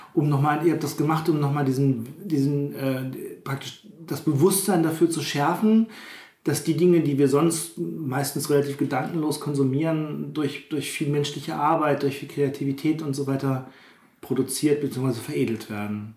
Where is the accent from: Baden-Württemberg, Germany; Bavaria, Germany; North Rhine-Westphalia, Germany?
North Rhine-Westphalia, Germany; Witten; ich komme ja, eh, also ich will nicht sagen aus einer Stadt, Witten ist ja jetzt keine Großstadt oder so, aber ich bin doch überhaupt nicht auf dem Bauernhof aufgewachsen